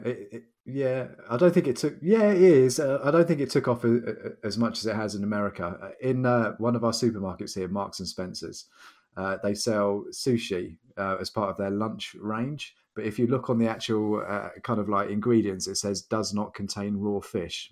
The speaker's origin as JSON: {"language": "English", "country": "United Kingdom"}